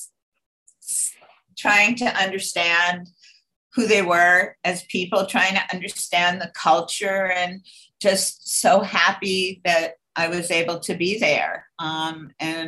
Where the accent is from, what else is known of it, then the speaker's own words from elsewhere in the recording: Scarsdale, New York, United States; I grew up in Scarsdale, New York, which was, you know, a very relatively safe place.